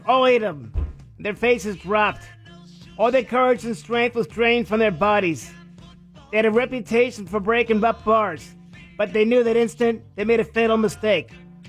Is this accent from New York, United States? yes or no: yes; New York, United States; accent: New York; I am New York. I stand for New York. I was born in New York.